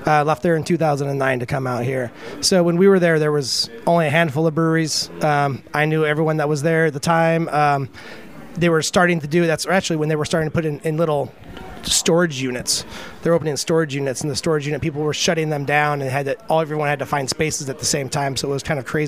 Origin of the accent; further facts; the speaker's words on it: Colorado, United States; moved away as an adult; also born or lived in Seattle; now in Troy, United States; I came from growing up in Colorado